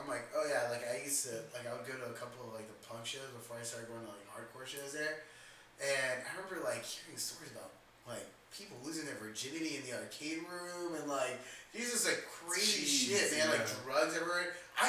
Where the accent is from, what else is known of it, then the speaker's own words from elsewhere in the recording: Corona, California, United States; moved away as an adult; oh, where'd you grow up? And, you know, what was your scene at or whatever? And they're like, oh, Corona. They're like, oh, really? Like, shit. He's like, but how old are you? I'm like, oh, 27.